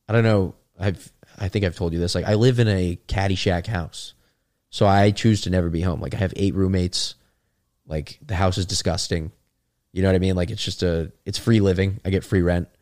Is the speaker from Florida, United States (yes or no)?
yes; South Florida, United States; we're both from South Florida, right? I mean, it's just, like, we grew up in a place that nobody wants to leave